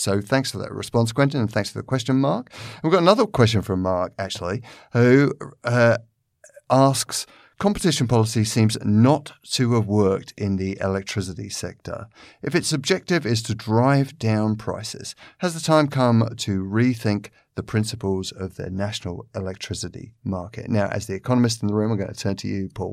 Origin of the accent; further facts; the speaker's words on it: London, United Kingdom; I come from London, which is a city which is where most people move around on a day to day basis by the underground.